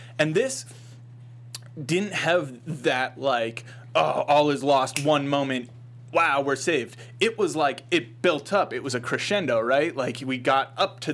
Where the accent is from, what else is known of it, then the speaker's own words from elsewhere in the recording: Boston, Massachusetts, United States; I'm from Boston.